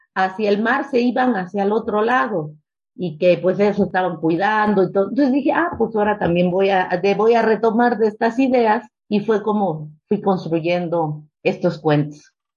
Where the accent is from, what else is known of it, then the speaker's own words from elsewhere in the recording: Mexico; also born or lived in Mexico City; yo pues soy producto del 68, ¿no? En nuestro país